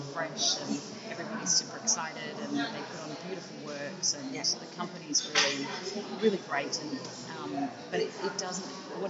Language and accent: English; Australia; also born or lived in United States; I was born in Australia during that time. Then our visa expired. We went back to the US and then immigrated when I was 3.